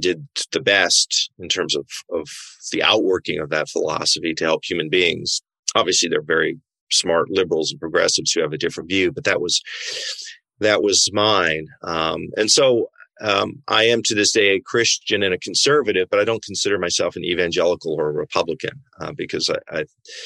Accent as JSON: {"language": "English", "region": "Washington", "country": "United States", "tie": "born or raised there", "said": "I grew up in Washington State"}